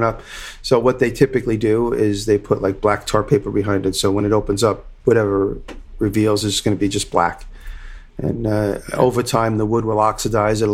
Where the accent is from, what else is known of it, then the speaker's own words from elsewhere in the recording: Long Island, New York, United States; accent: Long Island; my Long Island accent